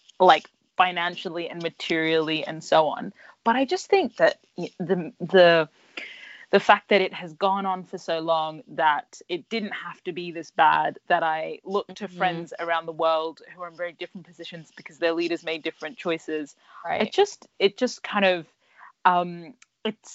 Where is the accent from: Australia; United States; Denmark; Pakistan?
Australia; Brisbane, Queensland; moved away as an adult; now in United Kingdom; my hometown of Brisbane